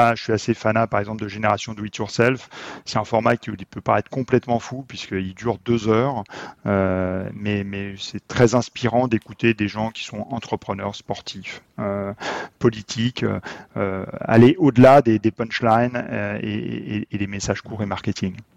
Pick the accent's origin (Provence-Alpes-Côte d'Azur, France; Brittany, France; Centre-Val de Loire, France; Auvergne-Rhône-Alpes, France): Auvergne-Rhône-Alpes, France; Haute-Savoie; je viens de Haute-Savoie